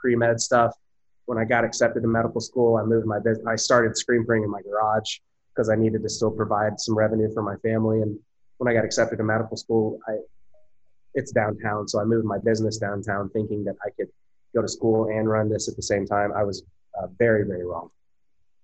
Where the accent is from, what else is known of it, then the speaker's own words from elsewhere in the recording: Eufaula, Oklahoma, United States; moved away as an adult; now in Oklahoma City, United States; we have a store in Eufaula, which is my hometown.